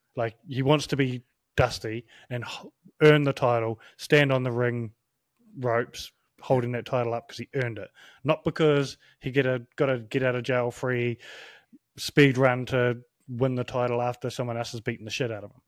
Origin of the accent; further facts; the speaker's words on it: New Zealand; as a Kiwi from a, um, Pacific Island point